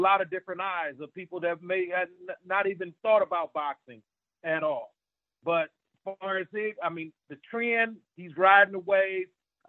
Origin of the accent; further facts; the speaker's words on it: Cleveland, Ohio, United States; I'm from Cleveland.